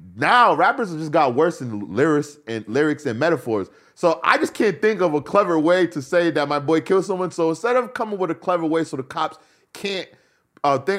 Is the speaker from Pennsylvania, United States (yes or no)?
no; New York, United States; being a New Yorker